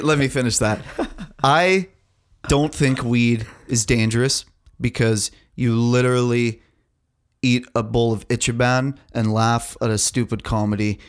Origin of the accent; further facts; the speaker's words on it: Canada; I'm a Canadian fucking man